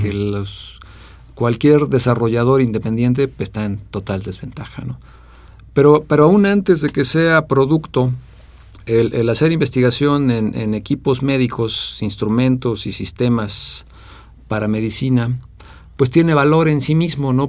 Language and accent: Spanish; Mexico; also born or lived in England; me fui a estudiar fuera de México a Inglaterra, becado por la UNAM